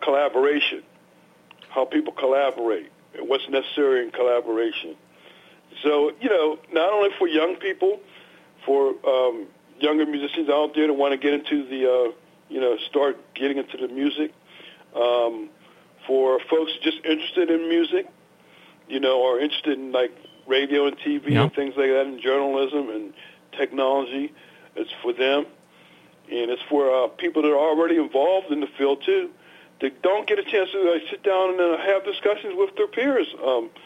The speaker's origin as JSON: {"language": "English", "town": "Pittsburgh", "region": "Pennsylvania", "country": "United States", "tie": "born or raised there", "said": "I'm a Pittsburgh kid, and raised in Homewood"}